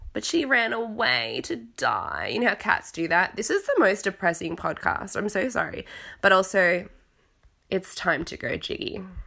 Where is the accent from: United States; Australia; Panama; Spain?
Australia; moved away as an adult; also born or lived in Italy; now in London, United Kingdom; I'm in London now, I'm from Australia